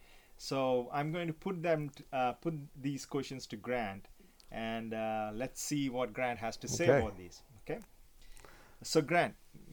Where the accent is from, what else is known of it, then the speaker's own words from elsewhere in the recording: India; now in Canada; I'm from India originally, but I live in Canada